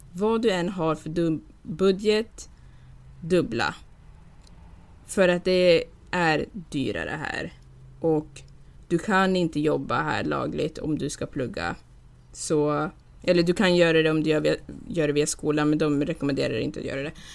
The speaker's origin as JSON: {"language": "Swedish", "town": "Gävle", "region": "Gävleborg County", "country": "Sweden", "moved": "yes", "lives_now": "Newport Beach, United States", "said": "jag kommer ändå från Gävle"}